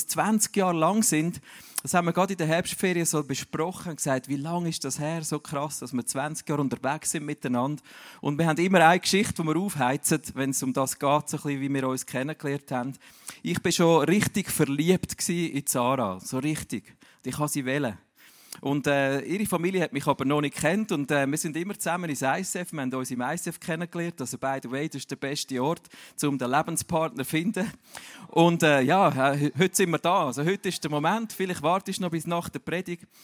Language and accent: German; Zürich, Switzerland; Ich bin ja eigentlich äh, in Zürich daheim, aber meine Eltern sind beide Berner.